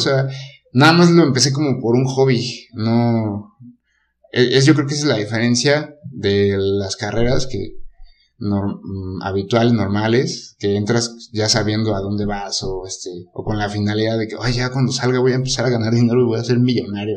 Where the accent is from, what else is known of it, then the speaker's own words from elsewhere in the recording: Querétaro, Mexico; soy queretano desde siempre